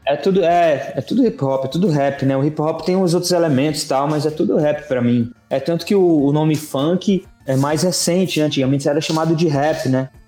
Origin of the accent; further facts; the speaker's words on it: Northeast Brazil, Brazil; moved away; eu sou um nordestino em êxodo